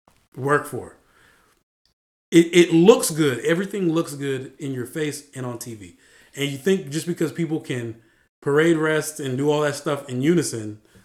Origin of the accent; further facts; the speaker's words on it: Virginia Beach, Virginia, United States; I'm from Virginia Beach, so Hampton Roads